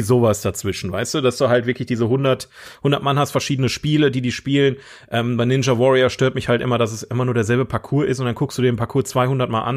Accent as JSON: {"language": "German", "country": "Germany", "said": "ich bin Deutscher"}